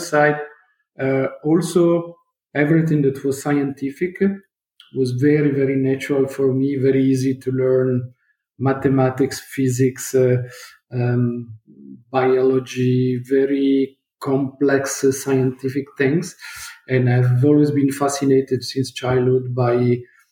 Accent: Turin, Piedmont, Italy; I was born in Italy. I'm Italian, in Torino

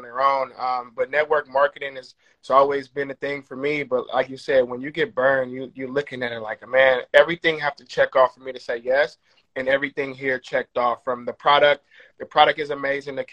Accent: Oakland, California, United States; I grew up in Oakland

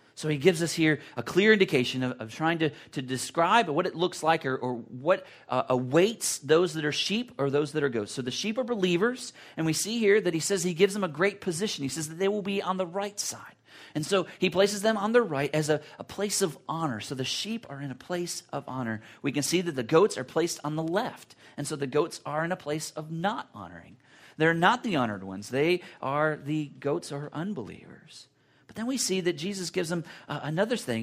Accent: United States; as American Christians or Christians that are Americans

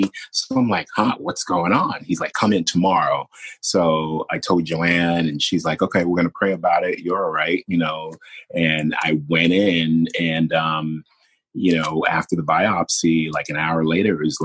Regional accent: New York City, New York, United States; I'm from Brooklyn. Like, you know, Brooklyn is a planet

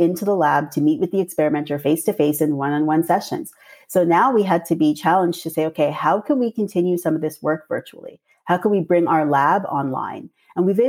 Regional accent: Toronto, Ontario, Canada; I'm from Toronto, but my parents are from Trinidad and Tobago

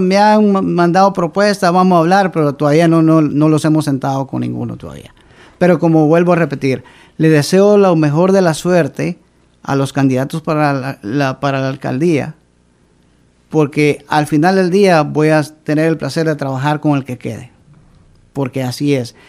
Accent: Río Hondo, Zacapa, Guatemala; now in Providence, United States; Yo vengo del departamento de Zacapa, soy originario de Riondo

